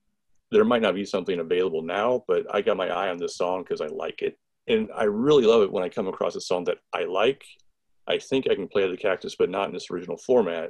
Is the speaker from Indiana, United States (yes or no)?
yes; Lafayette, Indiana, United States; I grew up in Lafayette.